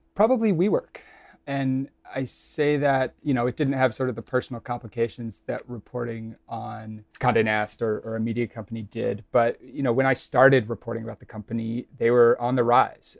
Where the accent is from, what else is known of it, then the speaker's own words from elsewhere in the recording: Kansas City, Missouri, United States; moved away; I'm from Kansas City, Missouri